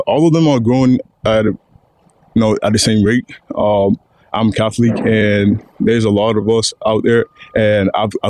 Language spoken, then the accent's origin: English; Nigeria; now in United States; growing up in Nigeria